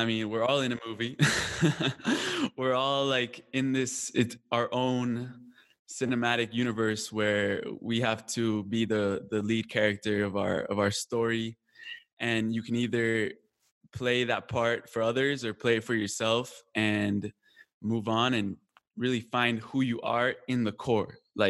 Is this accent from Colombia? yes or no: yes; Colombia; also born or lived in California; now in United States; Now it was like, no, I'm Colombian. I'm from Colombia, you know? No, I'm from Colombia. I'm from Colombia.